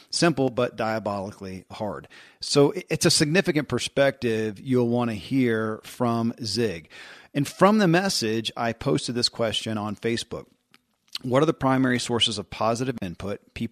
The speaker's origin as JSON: {"language": "English", "region": "Kentucky", "country": "United States", "tie": "born or raised there"}